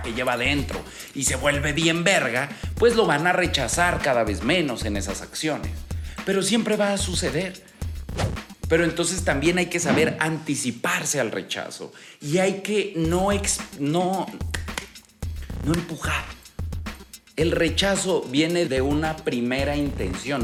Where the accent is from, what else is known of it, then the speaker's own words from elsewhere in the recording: Aguascalientes, Mexico; Yo me acuerdo cuando era niño en Aguascalientes